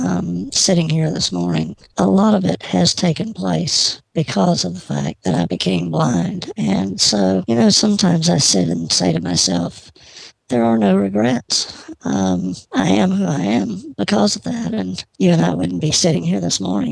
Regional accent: Georgia, United States; I grew up in Georgia.

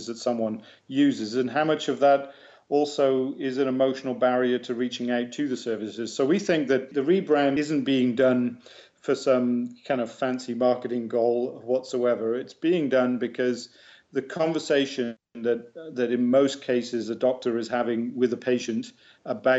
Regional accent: England, United Kingdom; accent: English; now in Canada; I still have a proud English accent

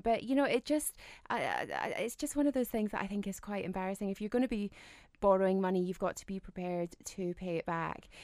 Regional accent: United Kingdom; us Brits

